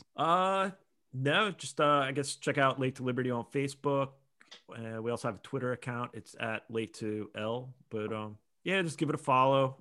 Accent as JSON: {"language": "English", "region": "Pennsylvania", "country": "United States", "tie": "born or raised there", "said": "I grew up with him in Pennsylvania"}